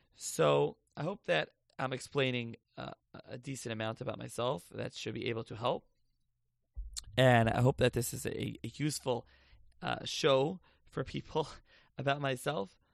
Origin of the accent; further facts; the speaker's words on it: Lakewood, New Jersey, United States; also born or lived in Passaic, New Jersey / Philadelphia / Israel; now in Toms River, United States; I'm actually from Lakewood originally.